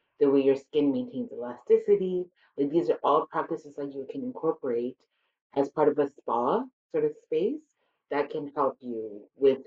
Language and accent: English; Alberta, Canada; my parents are from India and I was born and raised in Canada